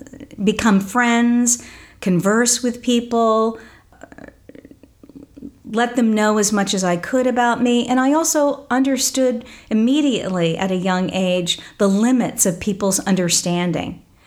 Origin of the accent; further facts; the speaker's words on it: Midwest, United States; also born or lived in California; I come from the Midwest, from Oklahoma and Missouri, but I spent my life, my childhood on the road, traveling between the Midwest and California, Southern California. And so I don't have a sense of a hometown or a home.